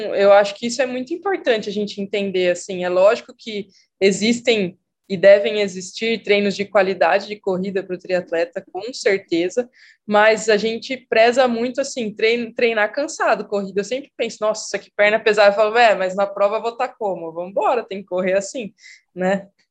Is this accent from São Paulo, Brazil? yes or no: yes; Piracicaba, São Paulo, Brazil; moved away as an adult; also born or lived in Rio Claro; now in Campinas, Brazil; eu sou de Piracicaba, sou piracicabana